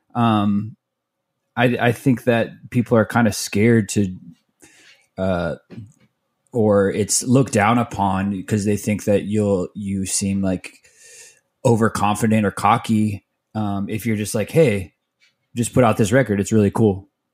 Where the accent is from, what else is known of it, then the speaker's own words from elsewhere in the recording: Mesa, Arizona, United States; also born or lived in Tempe, Arizona / Phoenix, Arizona; I grew up in Mesa, which is like a suburb of, of Phoenix